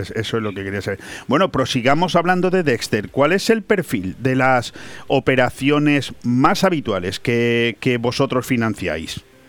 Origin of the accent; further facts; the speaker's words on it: Spain; los españoles somos muy dados a matarnos entre nosotros mismos